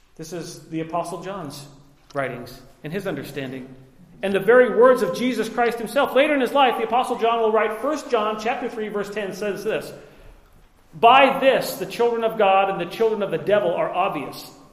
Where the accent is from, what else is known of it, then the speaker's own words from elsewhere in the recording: Liberty Lake, Washington, United States; I was raised in Liberty Lake, Washington, in the early 80s